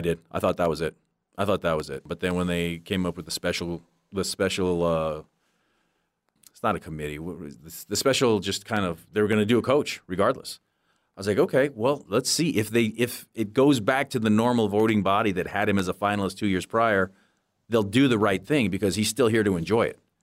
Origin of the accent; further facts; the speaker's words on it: Barstow, California, United States; also born or lived in San Francisco Bay Area; as a little, little kid growing up in Barstow, California